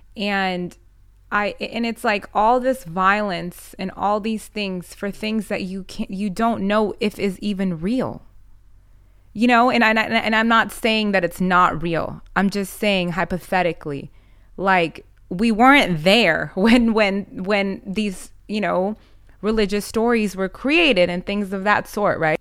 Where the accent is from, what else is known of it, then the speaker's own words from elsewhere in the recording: United States; I'm born in America